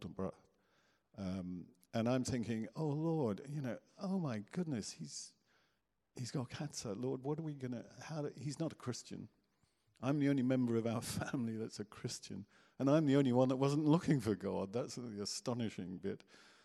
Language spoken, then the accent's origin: English; Guernsey; I was born in Guernsey